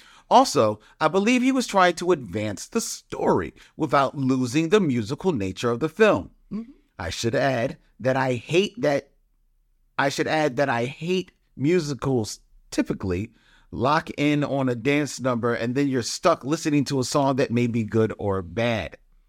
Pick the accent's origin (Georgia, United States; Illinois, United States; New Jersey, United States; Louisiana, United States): Georgia, United States; Atlanta; I say this with a caveat that I'm from Atlanta.